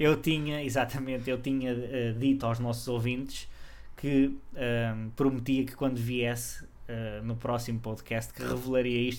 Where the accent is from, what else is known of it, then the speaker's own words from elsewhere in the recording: Portugal; nós portugueses de Portugal